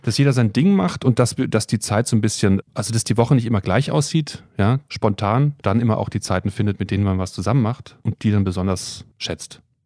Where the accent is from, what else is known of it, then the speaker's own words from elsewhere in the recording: Freiburg, Baden-Württemberg, Germany; moved away as an adult; also born or lived in Bad Nauheim / Mannheim / Stuttgart; Ich bin in Bad Nauheim geboren, habe dann aber recht bald äh, die Wetterau verlassen mit meinen Eltern und dann sind wir Richtung Freiburg gezogen, Freiburg im Breisgau in Baden-Württemberg und dort bin ich aufgewachsen